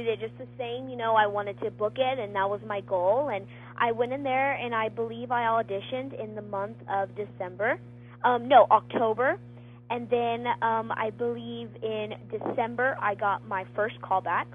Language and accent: English; Texas, United States; I'd never been out of state. I'm from Texas